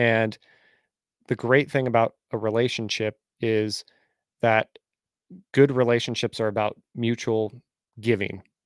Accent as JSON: {"language": "English", "area": "Bay Area", "region": "California", "country": "United States", "tie": "born or raised there", "moved": "as an adult", "lives_now": "Nashville, United States", "said": "I'm originally from California, grew up in the Bay Area, but then I moved five and a half years ago to Nashville"}